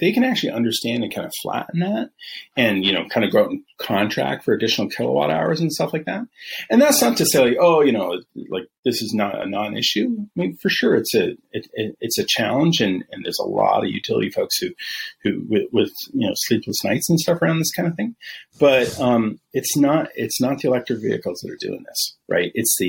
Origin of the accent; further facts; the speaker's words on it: Northwest, United States; now in Texas, United States; I'm from the Northwest originally, right?